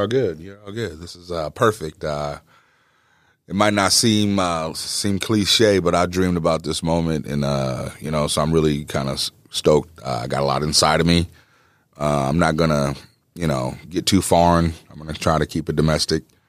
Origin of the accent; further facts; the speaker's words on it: East Moline, Illinois, United States; also born or lived in Jackson, Mississippi; I grew up in East Moline. We moved, uh, from Jackson, Mississippi when I was three years old